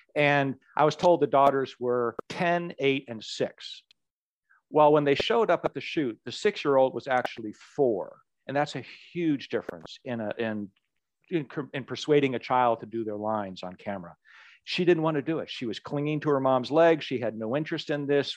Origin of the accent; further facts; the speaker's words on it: Anchorage, Alaska, United States; as a young kid growing up in Anchorage, Alaska